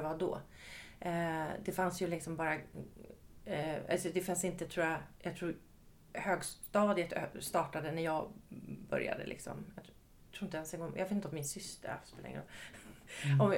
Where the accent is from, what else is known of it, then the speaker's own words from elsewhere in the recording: Ösmo, Stockholm County, Sweden; moved away as an adult; i Ösmo, utanför Nynäshamn